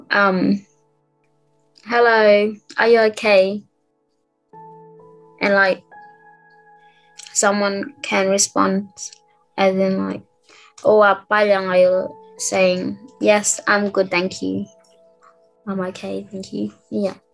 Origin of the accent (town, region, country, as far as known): Townsville, Queensland, Australia